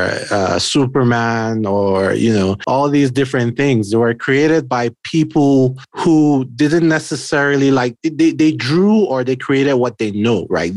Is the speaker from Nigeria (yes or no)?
yes; Nigeria; now in United States; I'm Nigerian, right? So I'm an immigrant to the US